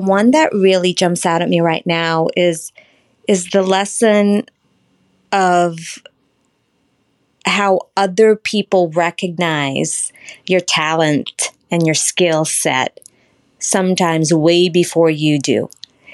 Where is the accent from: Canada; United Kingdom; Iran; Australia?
Australia; moved away as an adult; also born or lived in Philippines; now in United States; I was born in the Philippines. I migrated, my family and I migrated to Australia, where I had attended most of my education. And then I moved to the States when I was 25